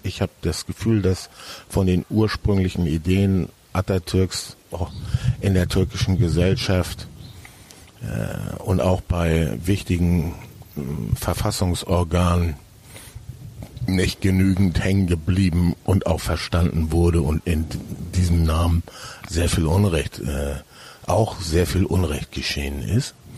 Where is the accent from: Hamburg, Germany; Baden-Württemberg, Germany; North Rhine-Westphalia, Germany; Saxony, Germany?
Hamburg, Germany; also born or lived in Hesse / Franconia, Bavaria; now in Berlin, Germany; Ich bin zwar in Hamburg geboren, aber mein Vater hat dann eine zunächst erst für Firmen gearbeitet und dann ein eigenes Ingenieurbüro gegründet. Und das hatte zur Folge, dass wir an verschiedenen Orten lebten und ich äh, mehrfach die Schule in verschiedenen Bundesländern wechseln musste